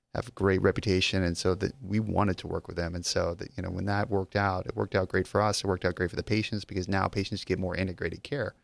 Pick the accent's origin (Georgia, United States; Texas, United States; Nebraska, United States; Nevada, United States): Nevada, United States; Las Vegas; I'm actually from Las Vegas